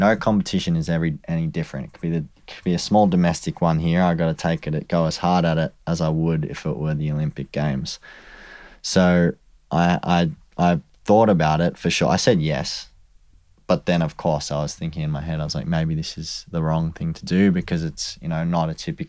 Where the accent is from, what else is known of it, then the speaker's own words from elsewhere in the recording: Australia; And I also was like, even more so now, I want to just beat everyone because we're from Australia.